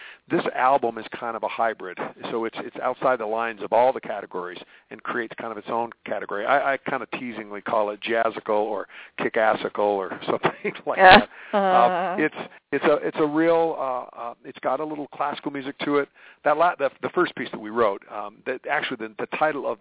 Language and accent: English; United States; I'm an American boy here